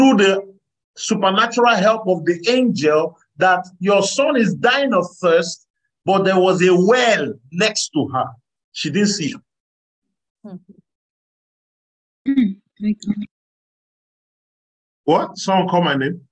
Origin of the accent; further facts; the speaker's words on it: Nigeria; So if I was born in Nigeria